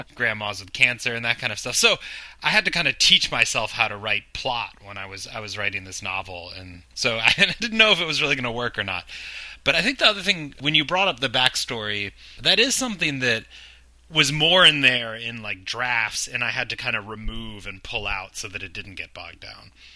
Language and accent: English; Virginia, United States; moved away as an adult; now in New York City, United States; I'm from Virginia